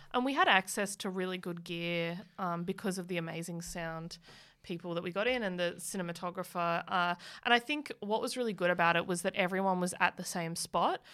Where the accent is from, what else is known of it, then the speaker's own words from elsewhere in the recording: Muswellbrook, New South Wales, Australia; moved away; also born or lived in Newcastle / Melbourne / Canberra / Sydney; I grew up in Musselbrook